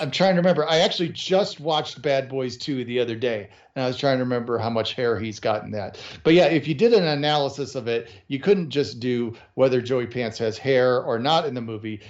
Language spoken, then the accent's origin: English; Chicago, Illinois, United States; I grew up in the Chicago area